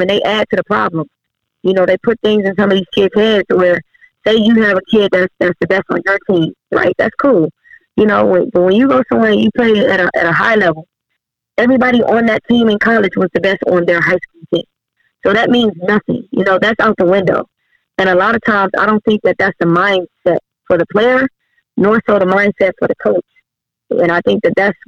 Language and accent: English; Cleveland, Ohio, United States; moved away as an adult; also born or lived in Helsinki, Finland / Wiesbaden, Germany; I'm originally from Cleveland, Ohio, born and raised.